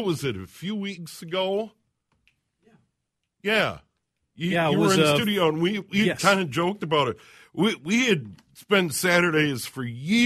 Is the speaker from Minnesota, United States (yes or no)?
yes; Brooklyn Park, Minnesota, United States; My hometown, White Castle on Brooklyn Boulevard in Brooklyn Park